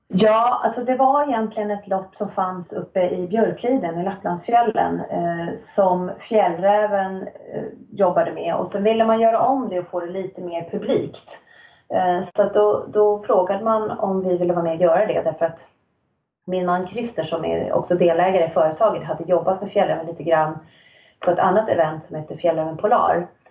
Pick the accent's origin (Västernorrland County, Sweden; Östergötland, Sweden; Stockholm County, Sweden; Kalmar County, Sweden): Stockholm County, Sweden; Nacka; moved away as an adult; also born or lived in Sälen / Riksgränsen / Örebro; now in Östersund, Sweden; jag är född och uppvuxen i Stockholm, eller i en förort till Stockholm, Nacka